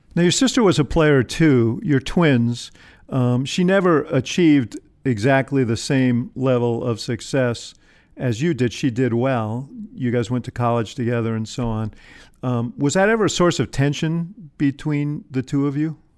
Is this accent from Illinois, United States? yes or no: yes; Chicago, Illinois, United States; I'm a Chicagoan